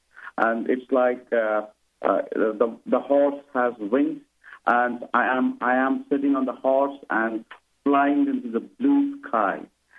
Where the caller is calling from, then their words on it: India; I'm calling from India.